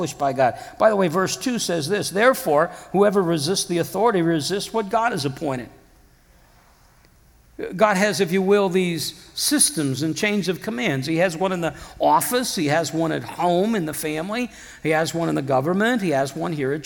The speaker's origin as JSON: {"language": "English", "region": "Iowa", "country": "United States", "moved": "yes", "said": "back home, I'm from Iowa originally"}